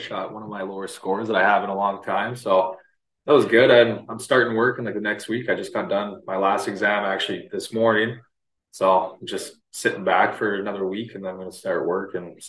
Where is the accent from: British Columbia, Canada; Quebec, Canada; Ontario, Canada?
Ontario, Canada; Rainy River; was a really small community. Like our town was so small where when you start like youth hockey, you have to go across the border.